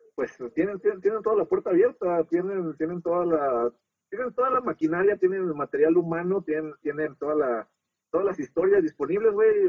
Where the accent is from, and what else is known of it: Mexico